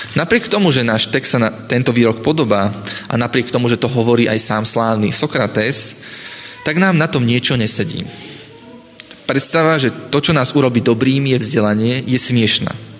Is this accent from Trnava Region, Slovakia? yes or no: yes; Piešťany, Trnava Region, Slovakia; Keď som sa ako mladý začal stretávať s adventistami, tak sme vytvorili spoločnú skupinku u nás v Piešanoch